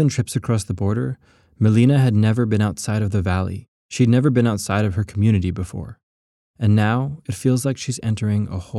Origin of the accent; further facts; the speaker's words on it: Georgia, United States; growing up in Georgia. I'm half Colombian and half white. I didn't grow up speaking Spanish or around many other Latinos